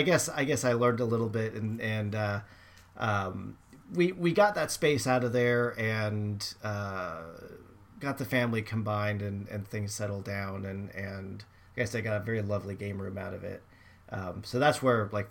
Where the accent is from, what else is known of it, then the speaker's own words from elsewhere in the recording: California, United States; moved away; I grew up in California, which is not at least the area I lived was not known for snow.